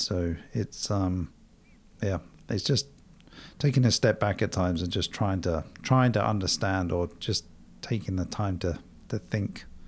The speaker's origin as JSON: {"language": "English", "region": "England", "country": "United Kingdom", "tie": "born or raised there", "also_born_or_lived": "London", "moved": "as an adult", "lives_now": "United States", "said": "growing up in Europe, myself in England"}